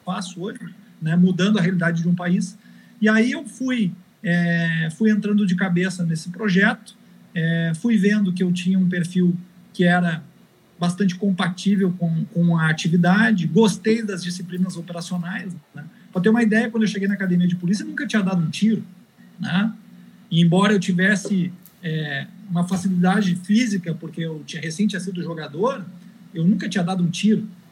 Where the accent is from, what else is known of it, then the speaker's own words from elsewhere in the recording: Rio Grande do Sul, Brazil; eu era gaúcho